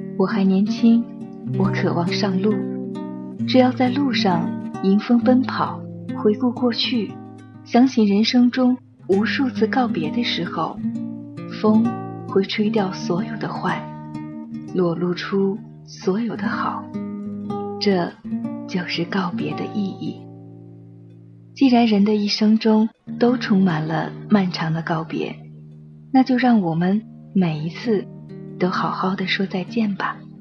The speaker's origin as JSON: {"language": "Chinese", "region": "northern China", "country": "China", "tie": "born or raised there", "said": "我成长在一个北方的城市，这里没有栀子花"}